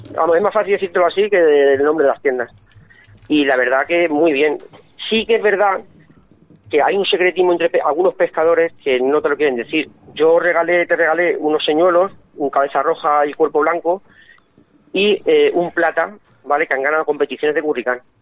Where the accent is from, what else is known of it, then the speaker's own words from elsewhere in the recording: Fuenlabrada, Community of Madrid, Spain; moved away; yo vivo aquí, pero yo soy de Fuenlabrada